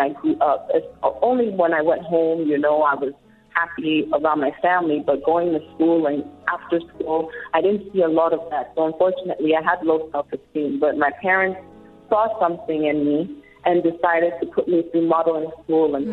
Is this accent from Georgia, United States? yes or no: no; New York City, New York, United States; I actually grew up in, in the Bronx